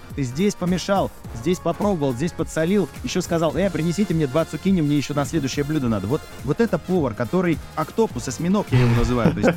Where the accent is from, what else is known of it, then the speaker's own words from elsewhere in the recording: Saint Petersburg, Russia; also born or lived in Tallinn, Estonia; now in Moscow, Russia; я сам родился в Ленинграде